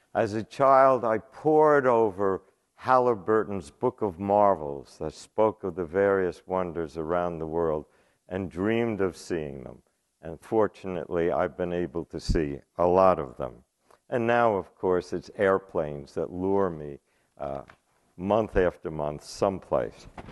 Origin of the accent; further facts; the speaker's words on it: New York City, New York, United States; moved away; I was born and raised in the Bronx in New York.